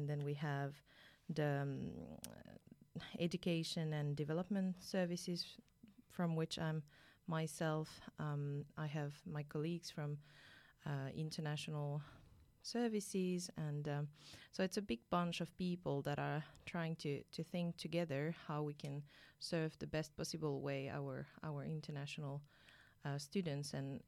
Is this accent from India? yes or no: no; France; English is a second language; moved away as an adult; now in Finland; So as you might have guessed from my name, I'm originally from France. I have come to Finland 7 years ago